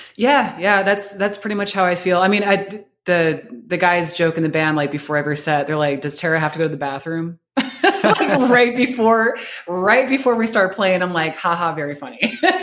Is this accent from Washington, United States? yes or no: yes; Seattle, Washington, United States; moved away as an adult; now in Columbus, United States; I'm from Seattle